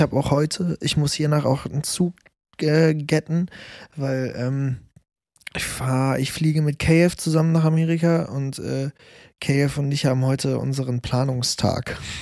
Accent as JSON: {"language": "German", "country": "Germany", "tie": "born or raised there", "said": "das war bei in Deutschland, bei mir in meinem Hometown."}